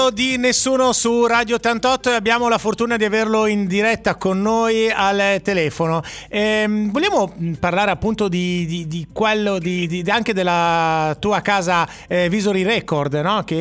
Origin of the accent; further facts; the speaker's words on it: Saronno, Lombardy, Italy; now in Sanremo, Italy; io sono di Saronno, sono venuto qui a Sanremo tanti ah. anni fa.